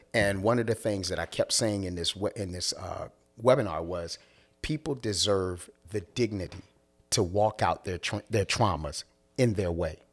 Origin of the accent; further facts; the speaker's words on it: Philadelphia, Pennsylvania, United States; I'm from Philly.